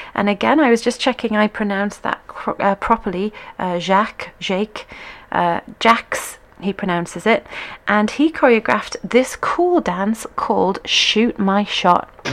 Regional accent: United Kingdom; as a Brit

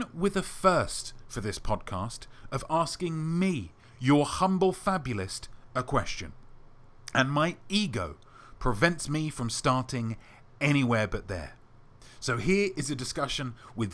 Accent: England, United Kingdom; as an Englishman

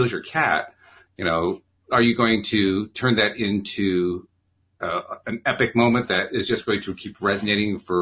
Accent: Connecticut, United States; I'm from Connecticut. We're the poor, wicked stepsister of Massachusetts

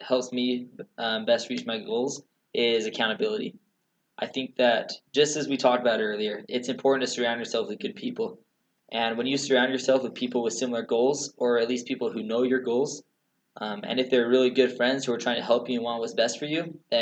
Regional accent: Utah, United States; moved away as an adult; also born or lived in Texas; I'm from Utah

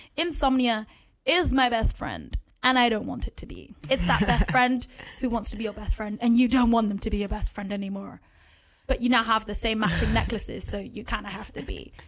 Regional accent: London, United Kingdom; also born or lived in Bath; being in an environment like Edmonton in North London

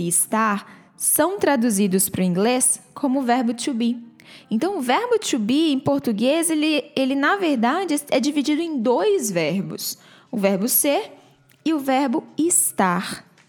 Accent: Brazil; accent: Brazilian; eu tenho um sotaque brasileiro que está preso à minha, à, à minha fala em inglês

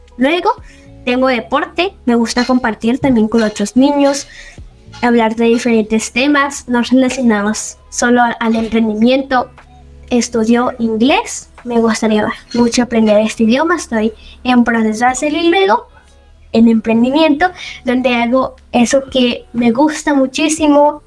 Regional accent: Villavicencio, Meta, Colombia; now in Medellín, Colombia; yo vivo en Medellín, nací en Villavicencio Meta y actualmente estoy viviendo en Medellín

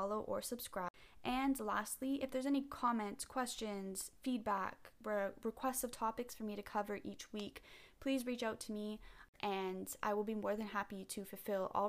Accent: Toronto, Ontario, Canada; I am from Toronto, so like most other listeners, I grew up watching the Leafs

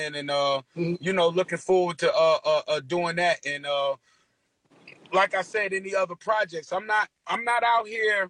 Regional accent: Newark, New Jersey, United States; I'm from Newark, bruh.

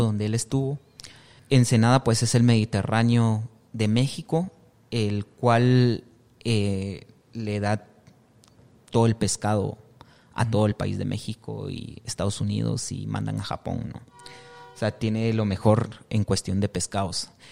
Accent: San Pedro Jocopilas, Quiché, Guatemala; moved away as an adult; now in Guatemala City, Guatemala; yo soy del departamento de Quiché, de San Pedro Jocopilas. Es el segundo municipio

